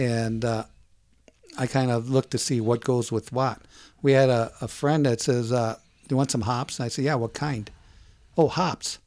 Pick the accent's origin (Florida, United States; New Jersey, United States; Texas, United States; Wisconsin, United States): Wisconsin, United States; moved away; Growing up in Wisconsin in the fifties and sixties